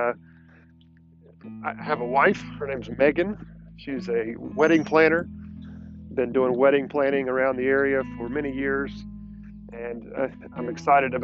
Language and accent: English; Irmo, South Carolina, United States; also born or lived in Aiken, South Carolina / Mint Hill, North Carolina; I grew up in the Irmo, South Carolina area